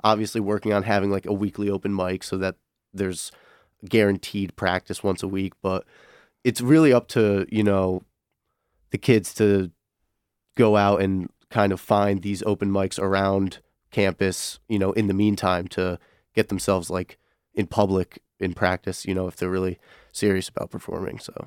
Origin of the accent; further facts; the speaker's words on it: Connecticut, United States; now in Michigan, United States; I'm originally from Connecticut